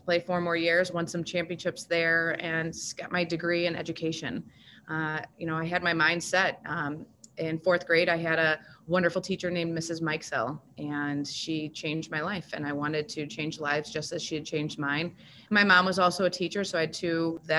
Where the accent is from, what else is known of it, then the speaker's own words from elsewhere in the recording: Sylvania, Ohio, United States; I am proud of growing up in Sylvania. I went through Sylvania schools, kindergarten through 12th grade, graduated from Northview. I went to Highland Elementary, McCord Junior High, and then Northview High School.